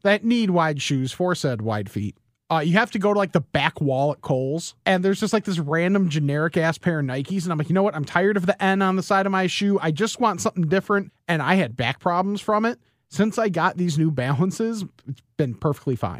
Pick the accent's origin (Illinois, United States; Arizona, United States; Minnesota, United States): Illinois, United States; West Chicago; also born or lived in Geneva, Illinois / Lombard, Illinois; the house that I grew up in in West Chicago